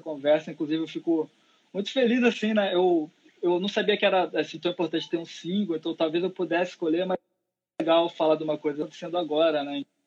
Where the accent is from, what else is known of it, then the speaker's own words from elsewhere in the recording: interior of Pará, Brazil; now in Rio de Janeiro, Brazil; lá na minha cidade que eu fui criado, lá, lá no interior do Pará